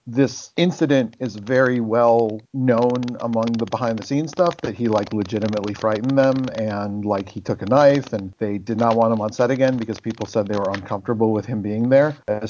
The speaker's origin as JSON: {"language": "English", "town": "Cleveland", "region": "Ohio", "country": "United States", "said": "I'm from Cleveland"}